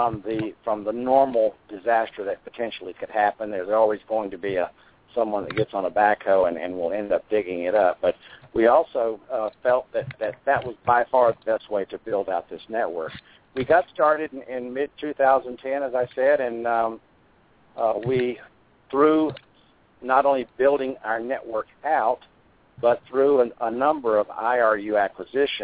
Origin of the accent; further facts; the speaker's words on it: North Carolina, United States; my hometown in North Carolina